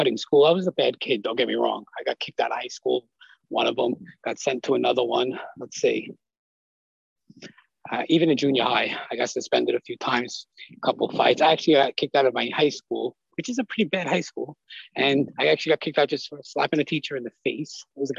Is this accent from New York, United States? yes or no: yes; Staten Island, New York, United States; So yeah, I'm from Staten Island, New York. So it's like, everybody knows everyone on the block or whatever.